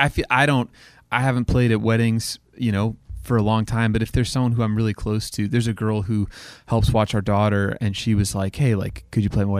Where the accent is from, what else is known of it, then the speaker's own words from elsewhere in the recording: Oklahoma, United States; So I grew up in Oklahoma, and so I feel like that era of country music was just, I don't know, like I grew up listening to it.